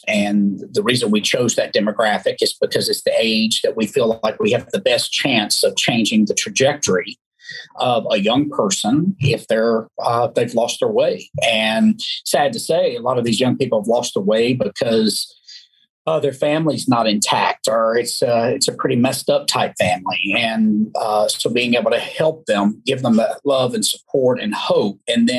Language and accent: English; Alabama, United States; I was raised in the South, as you know, Alabama. You can't hear my accent, I know, but being from the South and raised very religious, there were some things that were just no-no.